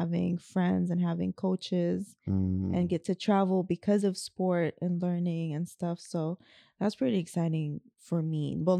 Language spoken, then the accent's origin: English; Abu Dhabi, United Arab Emirates; It's like the countryside of Abu Dhabi. It's just a really, really, really small city.